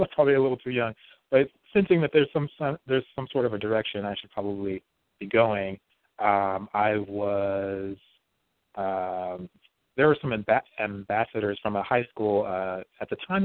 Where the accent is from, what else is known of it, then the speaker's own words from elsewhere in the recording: Las Vegas, Nevada, United States; moved away; also born or lived in Bakersfield, California; Grew up in Las Vegas, um, Nevada